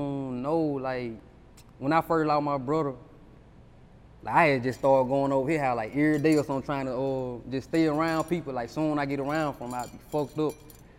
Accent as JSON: {"language": "English", "town": "Tutwiler", "region": "Mississippi", "country": "United States", "said": "Yeah, I'm from Tutwiler."}